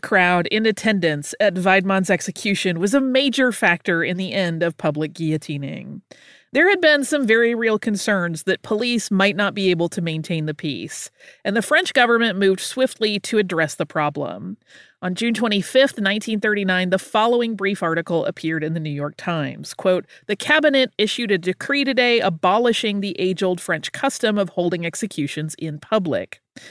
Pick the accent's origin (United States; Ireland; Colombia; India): Colombia; now in Vancouver, Canada; I'm originally from Colombia, but live in Vancouver, Canada.